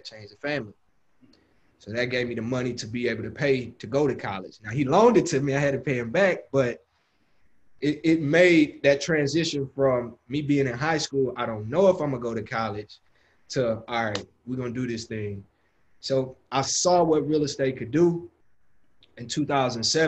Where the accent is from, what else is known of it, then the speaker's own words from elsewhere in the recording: Houston, Texas, United States; So I'm from Houston, Texas, born and raised. And I grew up in South Park, which is one of the hoods of Houston